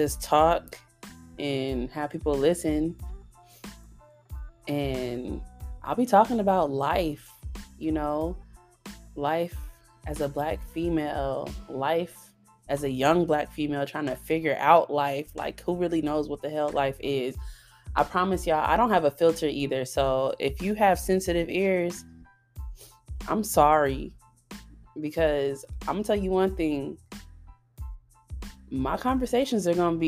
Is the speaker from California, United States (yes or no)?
yes; Long Beach, California, United States; also born or lived in Nevada; now in Texas, United States; I'm from California. I grew up in both California and Nevada. I'm from Long Beach, California, to be exact.